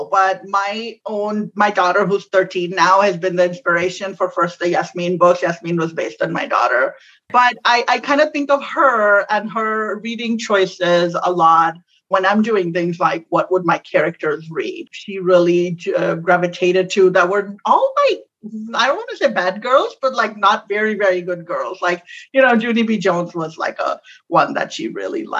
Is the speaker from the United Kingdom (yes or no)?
no; Pakistan; moved away as an adult; now in United States; Growing up in Pakistan